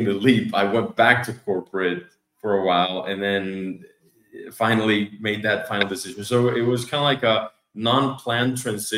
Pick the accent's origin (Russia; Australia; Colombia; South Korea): Colombia; moved away as an adult; also born or lived in Atlanta, Georgia, United States; now in United States; So obviously born and raised in Colombia, got a chance to study in the States, but then started my career in Colombia again.